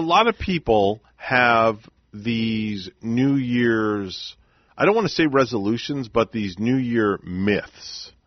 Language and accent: English; New York, United States; moved away; New York, from where I'm from